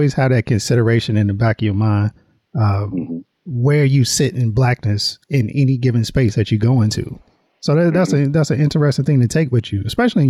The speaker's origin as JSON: {"language": "English", "region": "North Carolina", "country": "United States", "tie": "born or raised there", "said": "I grew up in North Carolina. Like, my parents still live in the same area, one of the poorest counties in North Carolina."}